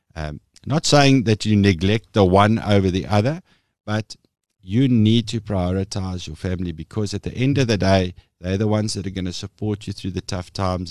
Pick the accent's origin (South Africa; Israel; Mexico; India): South Africa; Meyerton, Gauteng; So I was born and bred in Meierton, which, for those of you who don't know, it's a little dorpy, uh, sort of eh, nestled between, eh, Vereniging en Alberton in Gauteng